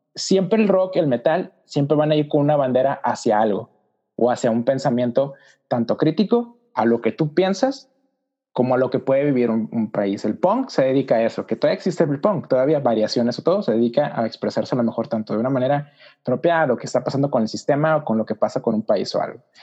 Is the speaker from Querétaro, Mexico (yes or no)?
no; Mexicali, Baja California, Mexico; soy de Mexicali, Baja California, soy nórdico, o sea, por el norte de México